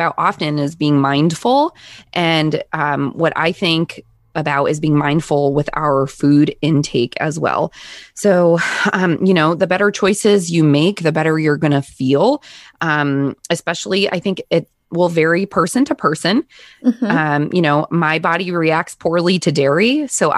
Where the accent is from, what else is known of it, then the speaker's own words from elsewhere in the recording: Connecticut, United States; I'm born and raised in Connecticut